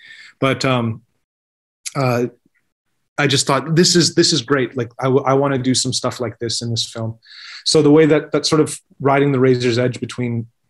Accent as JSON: {"language": "English", "region": "New York", "country": "United States", "said": "I'm from New York. You know, like they don't get that shit."}